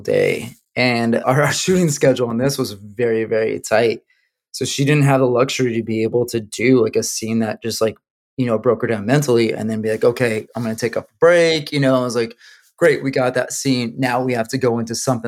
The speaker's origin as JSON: {"language": "English", "region": "New Mexico", "country": "United States", "tie": "born or raised there", "moved": "yes", "said": "Born and raised in New Mexico"}